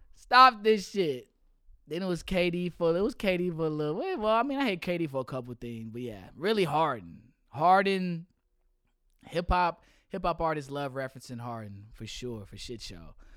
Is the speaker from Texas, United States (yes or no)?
yes; Houston, Texas, United States; as a Texan, as a Houstonian